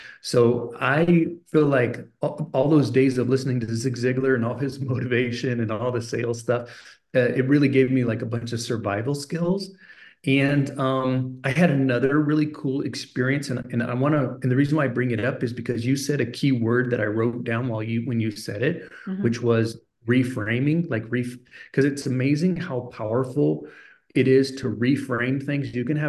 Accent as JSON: {"language": "English", "country": "Germany", "tie": "born or raised there", "said": "Even though I had this incredible, unusual childhood growing up in Germany, my dad was this really interesting man."}